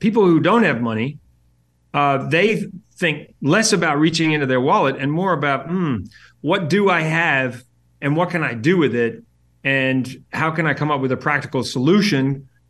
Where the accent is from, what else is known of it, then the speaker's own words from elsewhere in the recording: New Zealand; I'm originally from New Zealand.